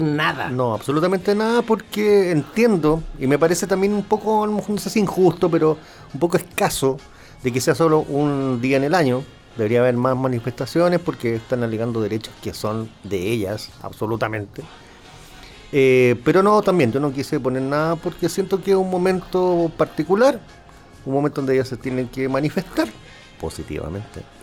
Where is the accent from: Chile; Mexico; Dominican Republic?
Chile; lo digo como chileno